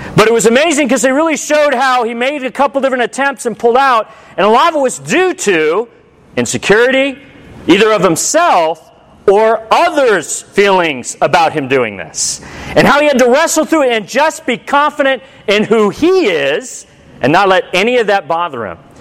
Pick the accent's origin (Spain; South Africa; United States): United States; I'm a disciple who's American.